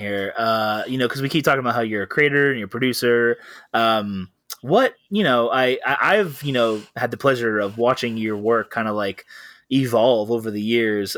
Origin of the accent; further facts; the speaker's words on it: Riverside, California, United States; also born or lived in Downey, Los Angeles County / Orange County; I was born in Los Angeles County, and then I was raised in Riverside County